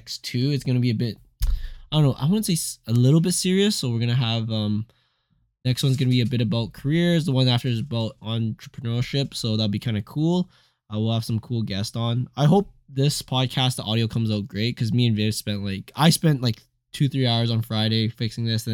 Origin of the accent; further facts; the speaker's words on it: Alberta, Canada; growing up in Alberta, it was, like, very typical to have a friend in the acreage